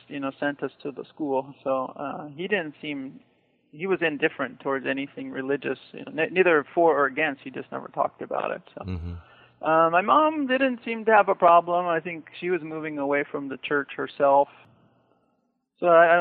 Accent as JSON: {"language": "English", "town": "Daly City", "region": "California", "country": "United States", "tie": "born or raised there", "said": "I grew up in Daly City, California, which borders San Francisco"}